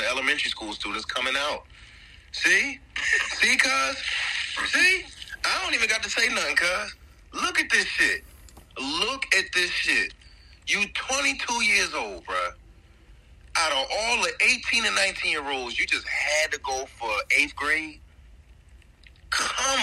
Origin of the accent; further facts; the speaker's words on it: Atlantic City, New Jersey, United States; moved away as an adult; back at my hometown of Atlantic City, New Jersey